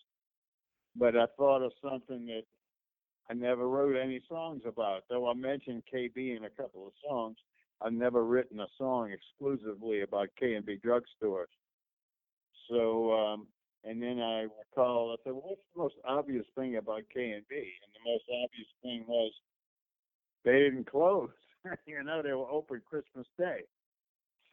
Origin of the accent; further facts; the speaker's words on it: New Orleans, Louisiana, United States; I grew up in Noah Lakeview, and that K&B on Canal Boulevard